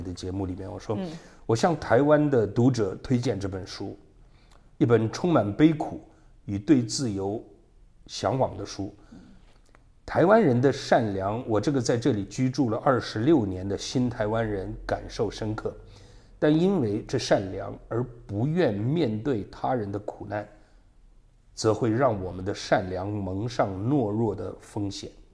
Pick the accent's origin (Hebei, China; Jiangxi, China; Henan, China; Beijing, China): Beijing, China; moved away as an adult; now in Taiwan; 虽然北京出生，北京长大，但我对于自己是维吾尔人的那个，那个，那部分自豪感一直是很强烈的